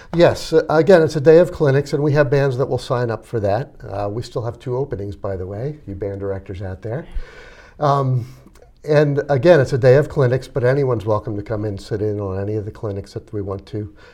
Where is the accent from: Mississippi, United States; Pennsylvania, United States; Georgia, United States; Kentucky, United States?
Pennsylvania, United States; Reading; I grew up in Reading